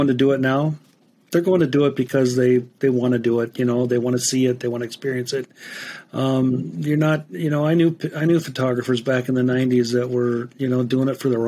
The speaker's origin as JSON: {"language": "English", "town": "Spokane", "region": "Washington", "country": "United States", "tie": "born or raised there", "also_born_or_lived": "northern Minnesota", "moved": "yes", "lives_now": "Montana, United States", "said": "Born and raised in Spokane, Washington"}